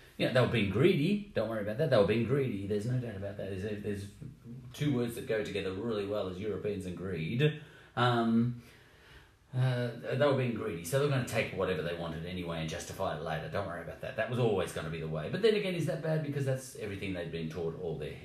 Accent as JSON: {"language": "English", "country": "Australia", "said": "I'm Australian"}